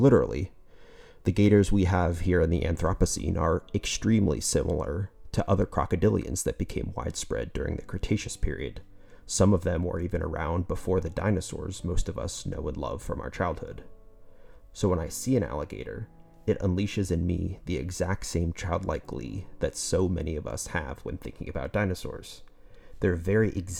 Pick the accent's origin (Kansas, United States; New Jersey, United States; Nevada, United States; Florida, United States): Florida, United States; Southwest; I grew up in Southwest Florida, close to Everglades National Park